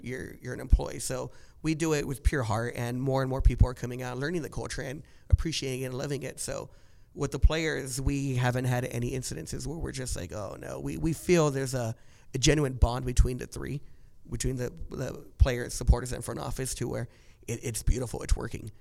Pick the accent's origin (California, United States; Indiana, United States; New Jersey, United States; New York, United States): California, United States; Orange County; growing up in Orange County